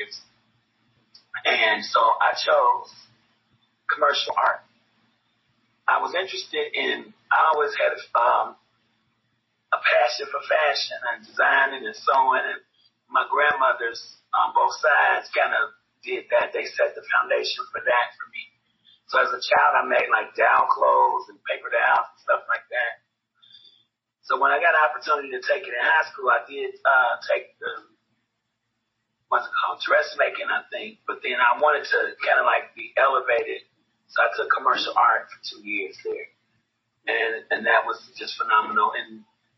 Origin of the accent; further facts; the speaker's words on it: Chicago, Illinois, United States; also born or lived in Kentucky; I was raised in Chicago. So they took me there when I was about 5 months old.